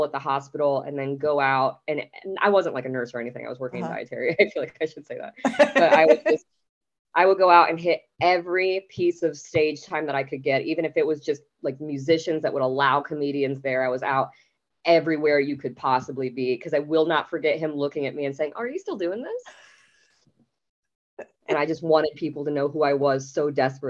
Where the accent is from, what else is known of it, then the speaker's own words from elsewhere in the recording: Fort Wayne, Indiana, United States; moved away as an adult; now in Dallas, United States; in Fort Wayne at the time that I moved, the only comedy club there was Snickers